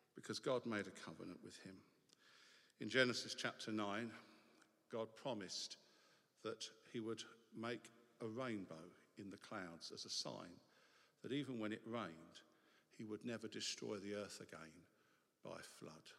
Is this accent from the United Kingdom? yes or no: yes; England, United Kingdom; it is to be English because as English people, we get to take exotic languages